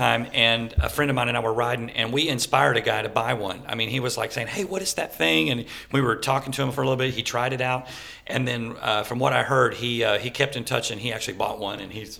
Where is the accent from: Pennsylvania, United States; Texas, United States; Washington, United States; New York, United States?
Texas, United States; Dallas; I always tell the story that I grew up in Dallas and playing all these clubs and in the band … and all